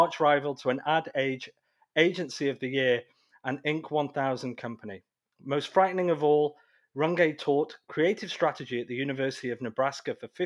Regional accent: United Kingdom; moved away; being British originally, was in the United Kingdom

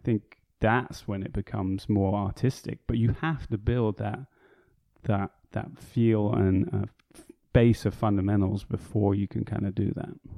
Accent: United Kingdom; moved away as an adult; also born or lived in Chicago, United States; where I grew up, just outside of London.

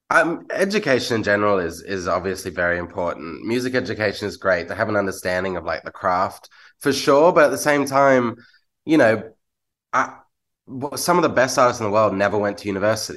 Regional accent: Australia

